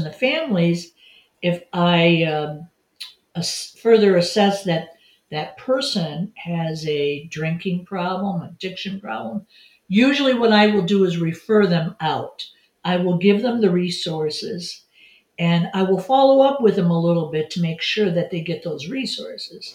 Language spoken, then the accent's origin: English; Detroit, Michigan, United States; moved away; I grew up in Detroit, Michigan.